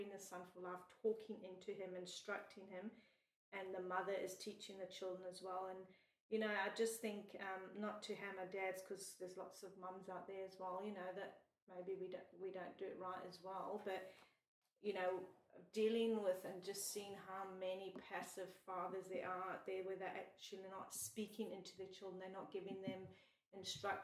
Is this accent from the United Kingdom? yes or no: no; South Africa; now in Australia; us growing up in South Africa